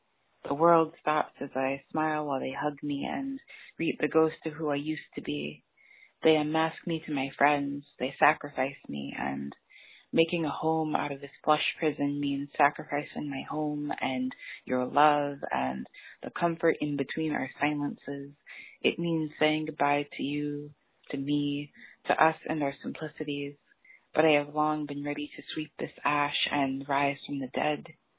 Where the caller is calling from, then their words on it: Boston, Massachusetts, United States; I'm calling from Boston, Massachusetts